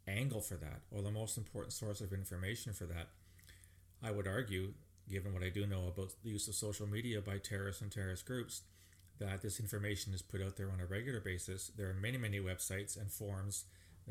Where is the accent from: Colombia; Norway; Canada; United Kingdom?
Canada; as a Canadian